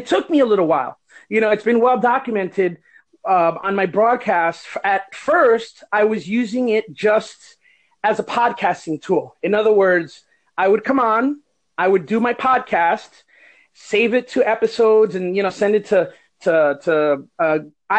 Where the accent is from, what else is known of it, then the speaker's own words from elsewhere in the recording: El Barrio, New Jersey, United States; moved away as an adult; now in Florida, United States; I was raised in El Barrio eating rice and beans